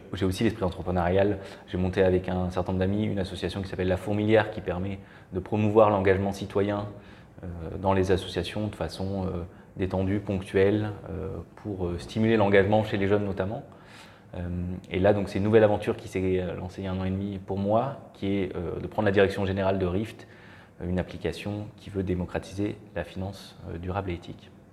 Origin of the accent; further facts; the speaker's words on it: Marseille, Provence-Alpes-Côte d'Azur, France; moved away as an adult; also born or lived in Belgium; je suis originaire de Marseille